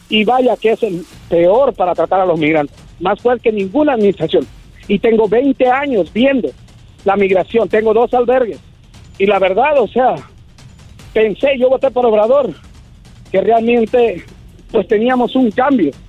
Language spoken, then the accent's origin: Spanish; Michoacán, Mexico; moved away; also born or lived in United States; soy de Michoacán, dice. Eh. ya sabrás. De los indios de Michoacán.